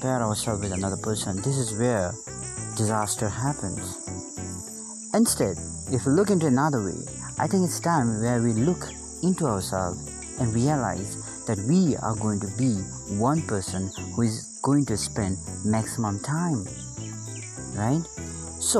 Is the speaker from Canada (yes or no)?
no; Bhutan; I'm from Bhutan